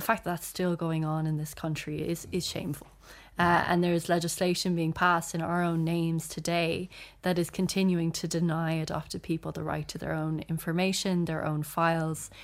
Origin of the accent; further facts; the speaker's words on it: Ireland; we're also, like, proud to be Irish